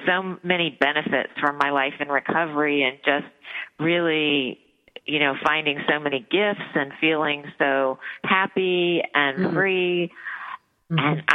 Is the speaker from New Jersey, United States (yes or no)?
no; Dayton, Ohio, United States; I grew up in Dayton, Ohio